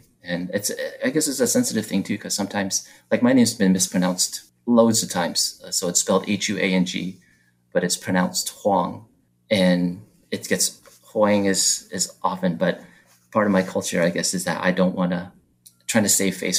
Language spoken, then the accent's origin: English; Taiwan; now in United States; I was born in Taiwan, so I didn't have an American name growing up. I just went by my Chinese name.